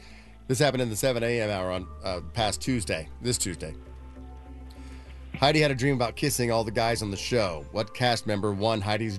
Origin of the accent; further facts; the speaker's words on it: Terre Haute, Indiana, United States; moved away; how bad my hometown smelled because of a combination of two refineries.